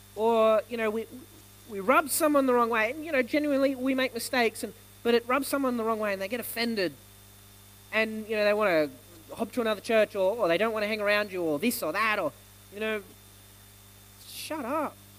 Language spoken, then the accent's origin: English; Australia; I'm born in Australia, so I'm Australian